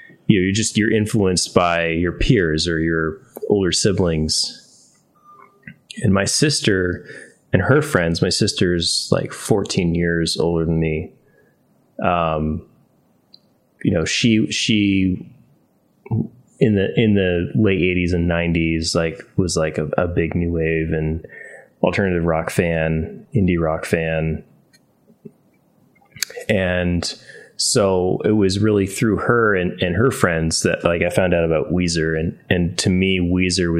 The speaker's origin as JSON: {"language": "English", "region": "Northern Connecticut", "country": "United States", "tie": "born or raised there", "also_born_or_lived": "Danbury, Connecticut", "said": "I moved from Northern Connecticut with my family to Danbury because my dad got a job in Norwalk."}